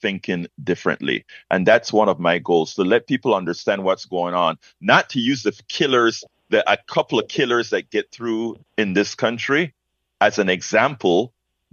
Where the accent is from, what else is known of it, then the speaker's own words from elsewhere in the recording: Panama; moved away as an adult; now in United States; I'm from Panama